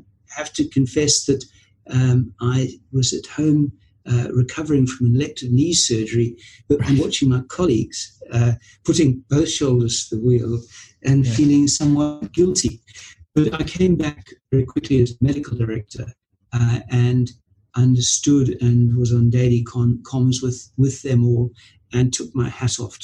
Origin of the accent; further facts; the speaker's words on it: Zimbabwe; now in United Kingdom; I was born and brought up in Zimbabwe